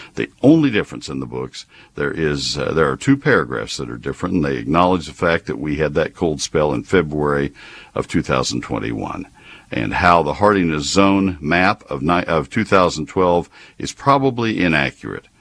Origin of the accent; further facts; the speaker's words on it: McKinney, Texas, United States; I'm on the board of the Crepe Myrtle Trails of McKinney. That's my hometown